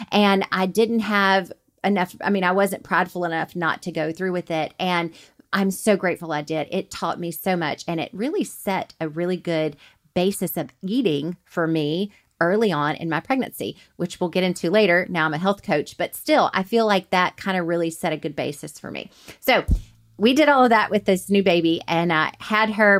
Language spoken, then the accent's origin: English; Montgomery, Alabama, United States; moved away as an adult; now in Huntsville, United States; I was raised in Montgomery and never moved at all till I met him